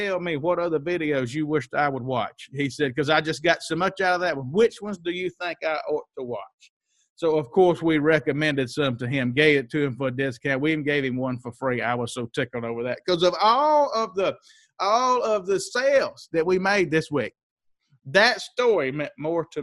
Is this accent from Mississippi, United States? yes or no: yes; Mississippi, United States; I grew up in Mississippi